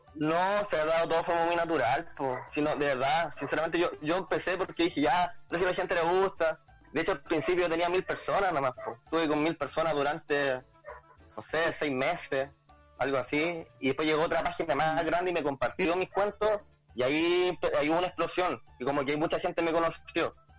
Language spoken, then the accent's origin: Spanish; La Ligua, Valparaíso, Chile; also born or lived in Santiago; yo soy de la Ligua